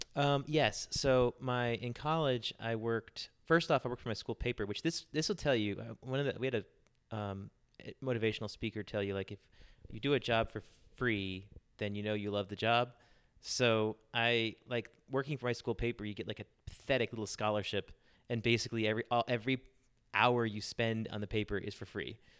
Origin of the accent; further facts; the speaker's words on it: Charlotte, North Carolina, United States; I'm from Charlotte, North Carolina, pretty much my whole life.